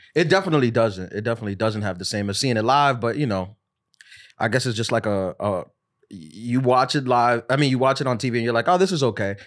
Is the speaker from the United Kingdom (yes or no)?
no; New York City, New York, United States; I'm from New York City